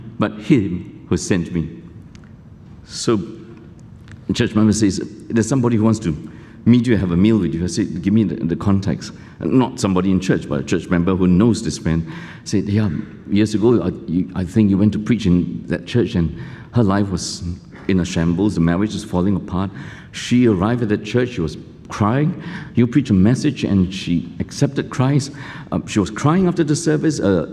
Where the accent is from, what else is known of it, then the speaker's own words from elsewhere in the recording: Malaysia; now in Singapore; I grew up in Malaysia. I went to a kampung school